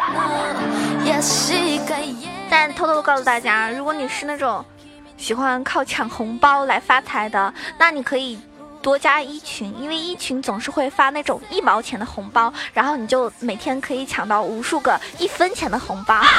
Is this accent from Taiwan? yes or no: no; Zhejiang, China; 作为一个浙江人